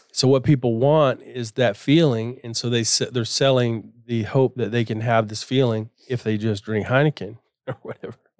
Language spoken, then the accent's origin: English; Florida, United States; I grew up in Florida, we had boats, and we were always at the beach or in a river